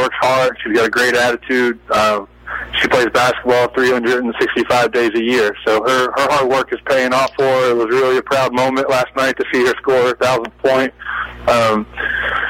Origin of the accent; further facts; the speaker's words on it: outside Philadelphia, Pennsylvania, United States; now in Savannah, United States; I grew up outside Philadelphia watching the Big Five play, following Villanova as a kid, and then relocating to the South, especially the Savannah area